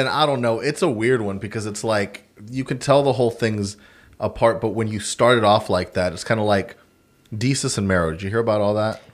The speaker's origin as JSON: {"language": "English", "region": "Texas", "country": "United States", "said": "I'm American, Texan."}